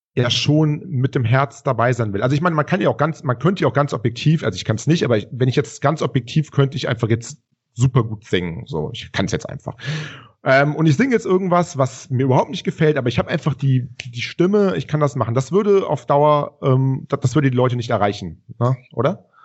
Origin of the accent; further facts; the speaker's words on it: Rhineland, Germany; wir kommen aus dem Rheinland